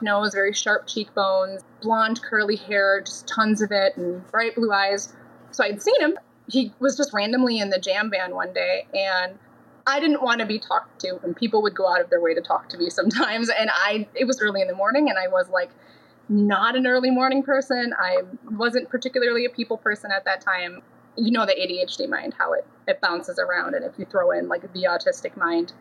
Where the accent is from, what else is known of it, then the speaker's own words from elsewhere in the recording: Minnesota, United States; moved away as an adult; I grew up in Minnesota, left for the Navy when I was 19